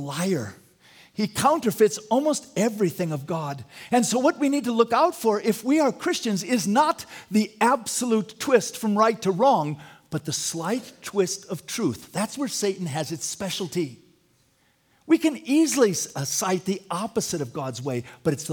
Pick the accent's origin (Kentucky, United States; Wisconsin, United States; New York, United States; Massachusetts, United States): Wisconsin, United States; I'm a big Green Bay Packer fan because I'm from Wisconsin